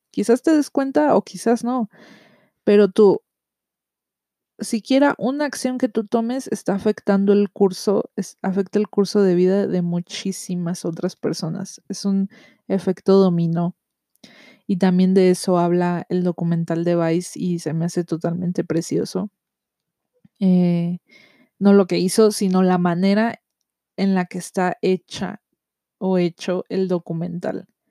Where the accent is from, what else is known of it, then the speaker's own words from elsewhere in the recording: Mexico; yo soy de México